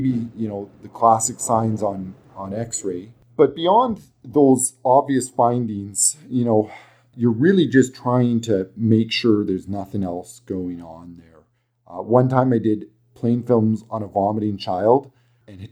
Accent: Alberta, Canada; accent: thick Alberta; my thick Alberta accent

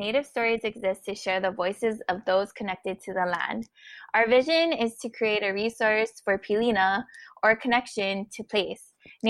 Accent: Honolulu, Hawaii, United States; now in Dallas, United States; I come from Papakulea, Oahu, and I'm now residing in Kickapoo and Wichita land, or known as Dallas, Texas.

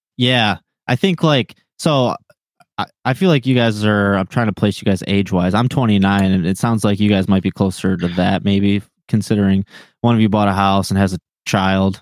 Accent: Linden, Michigan, United States; now in Taylor, United States; I grew up in uh, in Linden

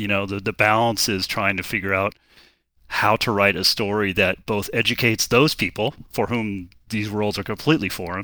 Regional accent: Golden, Colorado, United States; now in Bay Area, United States; I grew up in Colorado, in Golden, Colorado

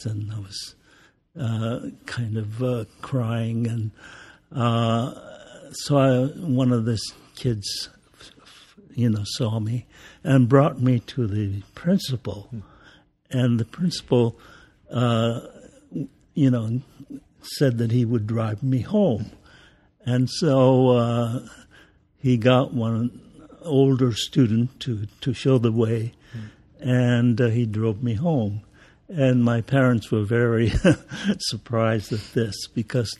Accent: California, United States; also born or lived in Sacramento, California / Los Angeles; I was born in Sacramento, California

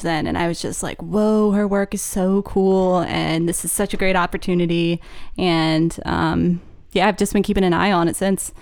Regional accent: Harrisburg, Pennsylvania, United States; moved away as an adult; also born or lived in Kutztown, Pennsylvania; now in Maine, United States; grew up in central P A in the suburbs

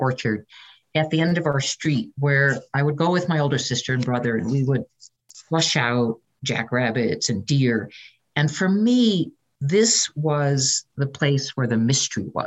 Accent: San Francisco Bay Area, California, United States; I was raised in the San Francisco Bay Area

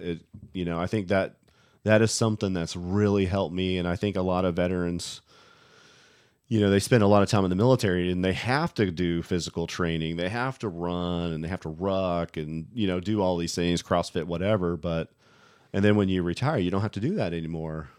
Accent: West Virginia, United States; a boy growing up in West Virginia.

